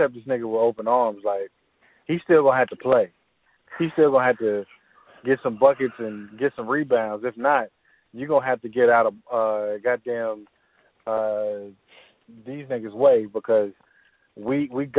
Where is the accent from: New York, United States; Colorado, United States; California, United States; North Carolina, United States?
North Carolina, United States; Charlotte; I am from Charlotte